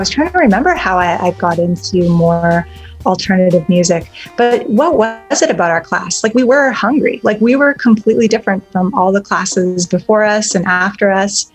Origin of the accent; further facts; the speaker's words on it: Brandon, Manitoba, Canada; also born or lived in Winnipeg / Thompson; I didn't move to Brandon until I was 8